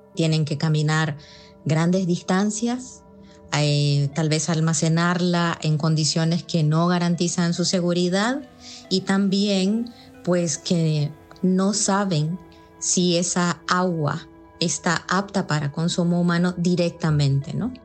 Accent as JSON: {"language": "Spanish", "country": "Nicaragua", "said": "soy ingeniero civil nicaragüense"}